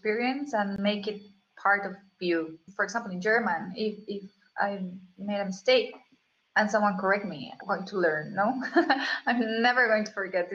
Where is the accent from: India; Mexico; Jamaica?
Mexico; Mexico City; English is a second language; moved away as an adult; also born or lived in Vancouver; now in Switzerland; I'm coming from Mexico City